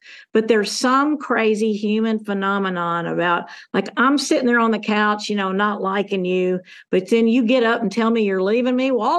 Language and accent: English; the South, United States; You know, I grew up in Southern United States